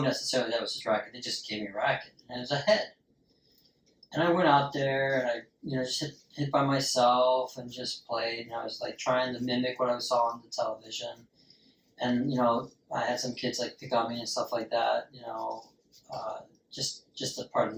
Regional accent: United States; I'm an American, damn it, and I'm patriotic about sports.

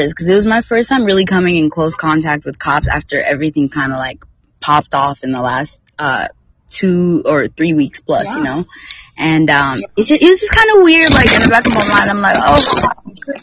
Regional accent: North Carolina, United States; now in Texas, United States; I'm from North Carolina

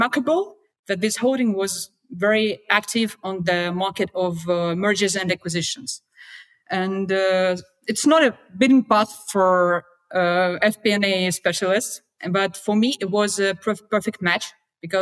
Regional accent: Russia; I'm from Russia

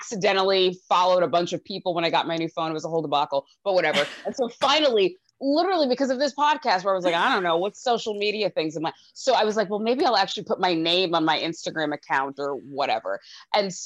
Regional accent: Mineola, New York, United States; also born or lived in Rockville Centre, New York; I'm from Mineola. I live in Rockville Center

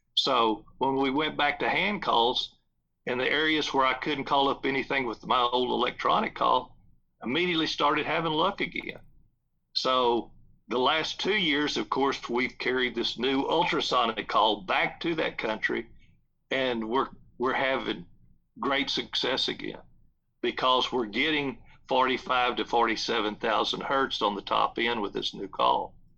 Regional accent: South Texas, United States; There's a big ranch that I grew up close to in South Texas

